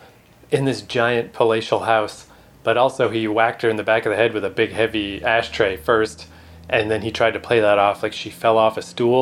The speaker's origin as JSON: {"language": "English", "country": "Canada", "said": "as a Canadian, we don't have gas ovens"}